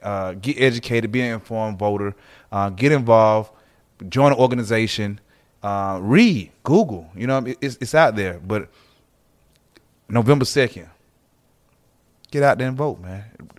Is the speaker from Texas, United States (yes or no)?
no; Atlanta, Georgia, United States; I'm all Atlanta